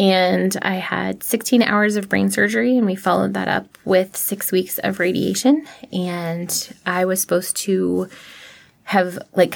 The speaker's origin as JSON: {"language": "English", "area": "Prince William County", "region": "Virginia", "country": "United States", "tie": "born or raised there", "said": "I grew up in Prince William County"}